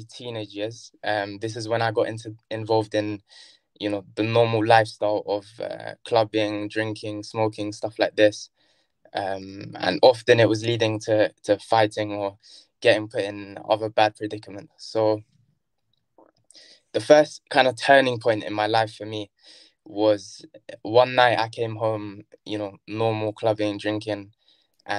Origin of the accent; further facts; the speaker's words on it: Brighton, South East England, United Kingdom; also born or lived in Kilburn, London; I was born in Kilburn, Northwest London. And then shortly afterwards, we moved to Brighton.